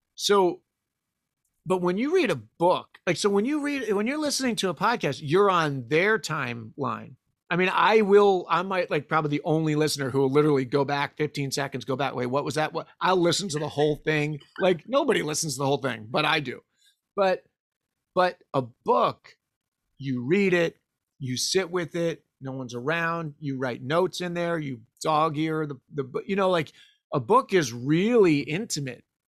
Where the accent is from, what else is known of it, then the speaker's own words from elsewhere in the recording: East Coast, United States; moved away as an adult; born and raised on the East Coast